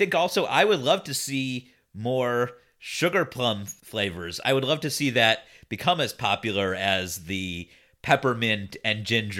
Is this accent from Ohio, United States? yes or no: yes; Cleveland, Ohio, United States; I'm from Cleveland